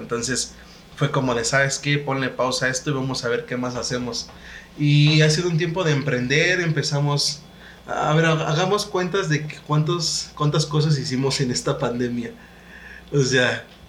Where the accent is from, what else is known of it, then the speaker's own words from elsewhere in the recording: Hidalgo, Mexico; also born or lived in Veracruz; now in State of Mexico, Mexico; Yo, soy del estado de Hidalgo. Bueno, provengo del estado de Hidalgo, aunque nací en Veracruz.